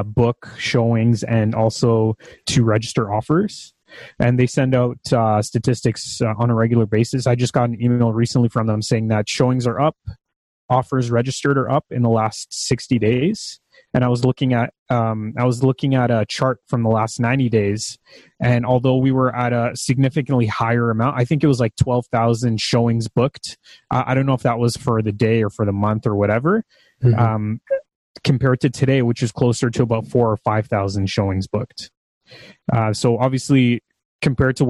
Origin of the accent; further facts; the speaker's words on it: Mississauga, Ontario, Canada; also born or lived in Brampton; I grew up in Mississauga and Brampton